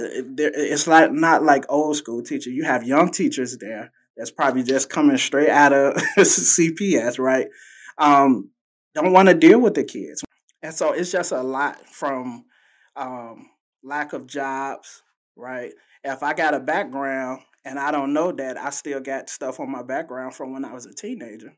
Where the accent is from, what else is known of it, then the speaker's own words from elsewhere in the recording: Chicago, Illinois, United States; I was born and raised in the Robert Taylor Homes with my mom, my grandma